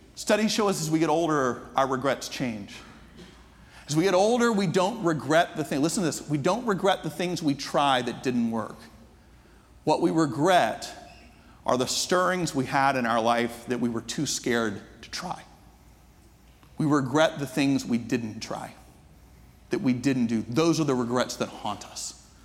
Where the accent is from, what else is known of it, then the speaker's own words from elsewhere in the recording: Atlanta, Georgia, United States; I'm from the States. From it, I grew up in Atlanta